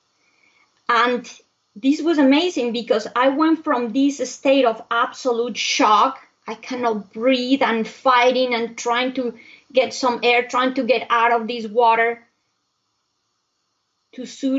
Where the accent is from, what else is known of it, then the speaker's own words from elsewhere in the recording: Bogota, Colombia; also born or lived in Europe; now in United States; I was born in Bogota, Colombia, I come from a hot weather country. But Bogota is located high up in the Andes